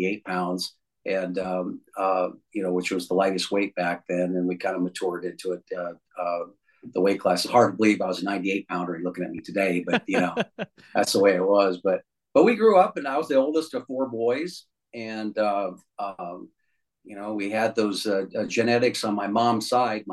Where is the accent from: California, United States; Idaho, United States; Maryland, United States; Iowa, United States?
Iowa, United States; Ames; we grew up in Ames, right, where Iowa State University's at.